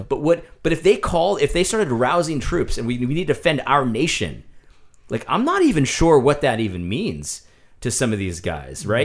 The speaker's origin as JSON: {"language": "English", "country": "United States", "said": "as an American"}